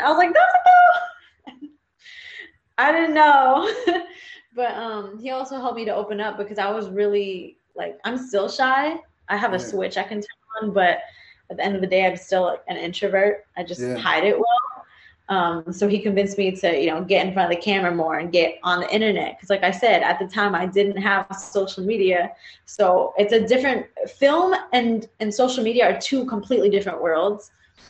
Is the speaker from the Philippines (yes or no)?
yes; Philippines; but to be more specific, because there's like a trillion different Asians out there, but I'm Filipino.